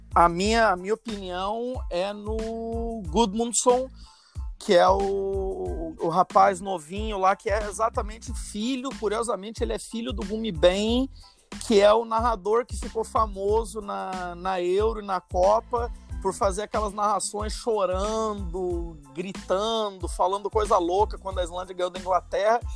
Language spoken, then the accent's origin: Portuguese; Rio de Janeiro, Brazil; now in Iceland; eu nasci no Rio, mas minha família toda é italiana